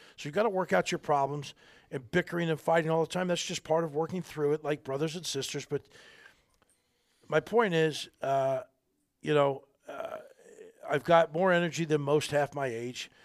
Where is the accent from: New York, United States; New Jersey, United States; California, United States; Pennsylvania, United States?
New Jersey, United States; little poor little boy growing up in Jersey, little tough Italian neighborhoods